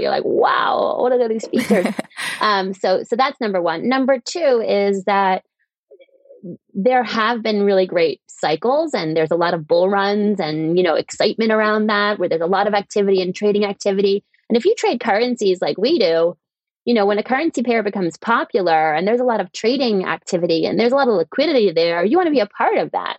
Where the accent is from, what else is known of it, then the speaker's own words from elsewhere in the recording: United States; moved away as an adult; also born or lived in Europe / East Africa; now in London, United Kingdom; I'm an American who went to work in Europe and then ended up founding a company in East Africa.